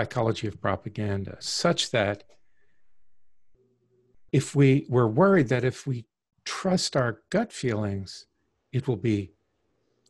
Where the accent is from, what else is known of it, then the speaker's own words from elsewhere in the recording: Deep South, United States; I grew up in the Deep South in the 50s and 60s, tail end of the Jim Crow era